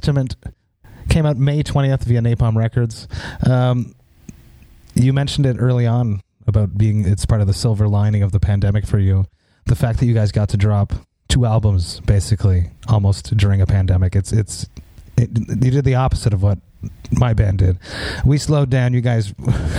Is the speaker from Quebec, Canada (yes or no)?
yes; Montreal, Quebec, Canada; I'm from Montreal.